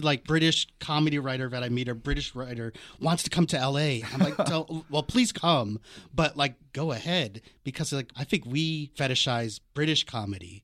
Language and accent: English; Washington, District of Columbia, United States; also born or lived in New York; now in Los Angeles, United States; I grew up on the East Coast in Washington, D C.